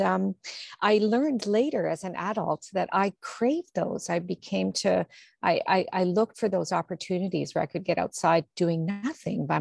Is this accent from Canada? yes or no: yes; Toronto, Ontario, Canada; I grew up in Toronto, in, you know, in the suburbs in Toronto, in North York